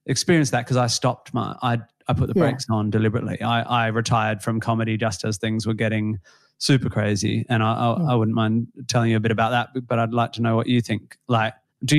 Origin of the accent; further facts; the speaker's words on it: Western Australia, Australia; being Australian or West Australian